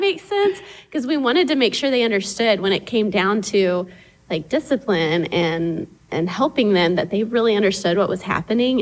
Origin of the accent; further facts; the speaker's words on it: Tyler, Texas, United States; moved away as an adult; also born or lived in Dominican Republic; I grew up here in Tyler